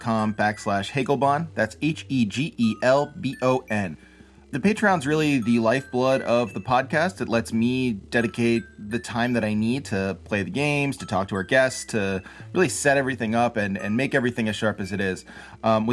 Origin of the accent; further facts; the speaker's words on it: Philadelphia, Pennsylvania, United States; moved away as an adult; also born or lived in Chicago; I'm from Philly. I'm living in the Philly area again now